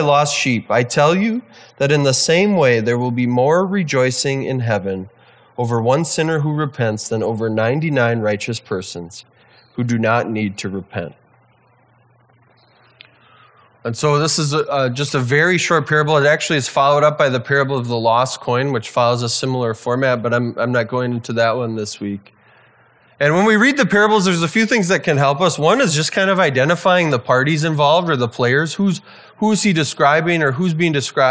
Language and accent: English; Wisconsin, United States; now in St. Paul, United States; I grew up in a small town in Wisconsin